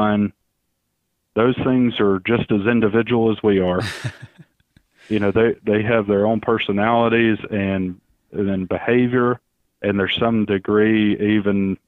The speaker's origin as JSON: {"language": "English", "region": "Alabama", "country": "United States", "tie": "born or raised there", "also_born_or_lived": "Mississippi", "moved": "as an adult", "lives_now": "Florida, United States", "said": "I actually grew up in Alabama, in case everybody's wondering where the accent is from"}